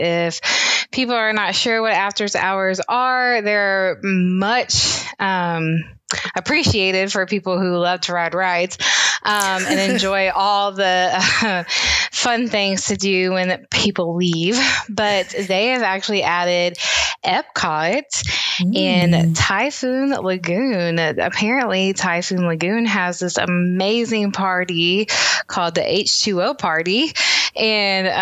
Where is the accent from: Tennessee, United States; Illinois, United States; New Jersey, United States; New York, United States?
Tennessee, United States; Memphis; I am from Memphis, Tennessee